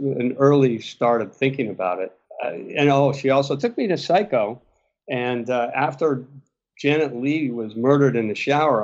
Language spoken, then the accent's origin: English; Westport, Connecticut, United States; moved away as an adult; also born or lived in Steamboat Springs, Colorado; where I grew up in Westport, Connecticut.